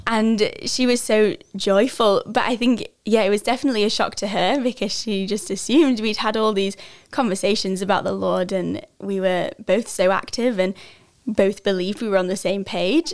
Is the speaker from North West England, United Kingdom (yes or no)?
yes; village near Lancaster, North West England, United Kingdom; moved away as an adult; I'm from a little, uh, farming village in England called Quormut. Um, it's just outside of Lancaster in the northwest